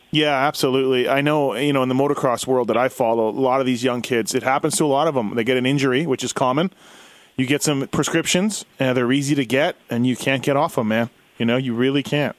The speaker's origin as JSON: {"language": "English", "country": "Canada", "tie": "born or raised there", "said": "me growing up in Canada"}